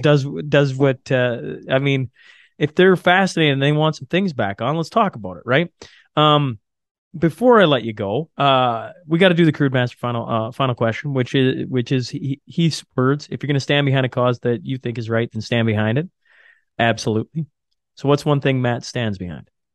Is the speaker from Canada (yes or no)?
yes; Canada; being Canadian